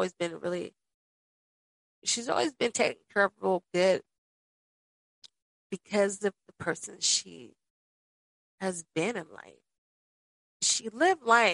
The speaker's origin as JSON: {"language": "English", "town": "Las Vegas", "region": "Nevada", "country": "United States", "tie": "born or raised there", "said": "I grew up in Las Vegas with both of my parents"}